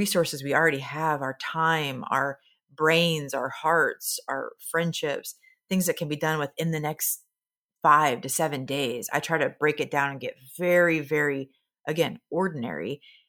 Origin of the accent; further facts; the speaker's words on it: Nebraska, United States; Again, I'm from Nebraska, so I speak in a lot of farm idioms. And in Nebraska, we talk about the bet the farm kind of risk.